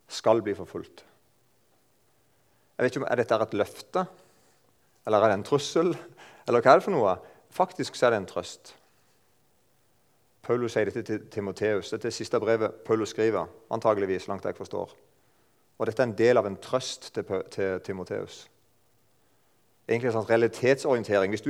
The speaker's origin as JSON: {"language": "Norwegian", "town": "Eiken", "region": "Agder", "country": "Norway", "said": "jeg kommer fra Eiken. Der snakker de ca. sånn som meg. Jeg er ikke sånn veldig flink til å holde på dialekten."}